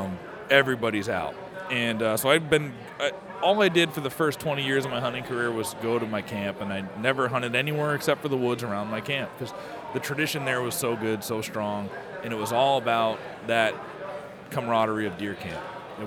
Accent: Rutland, Vermont, United States; I grew up in Rutland, Vermont.

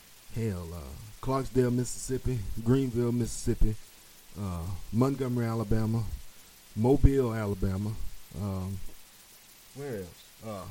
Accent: Jamaica; That's my other job. I'm a Jamaican. I got 8 jobs.

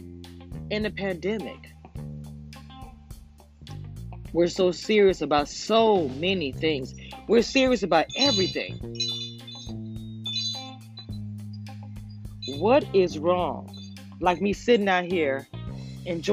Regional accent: Louisiana, United States; I'm a girl from Louisiana

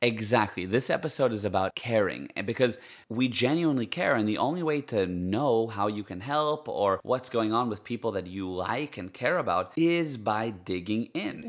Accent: United States; first language Hebrew; English is a second language; moved away as an adult; now in Cape Town, South Africa; I grew up in the States, and my parents are Israeli, so Hebrew is my first language

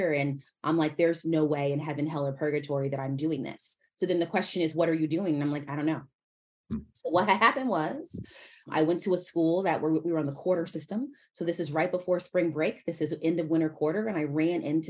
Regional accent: St. Louis, Missouri, United States; I'm from St. Louis, Missouri

